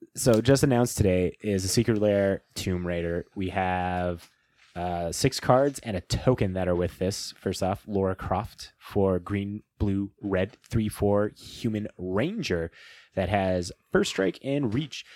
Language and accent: English; Midwest, United States; we're from the Midwest.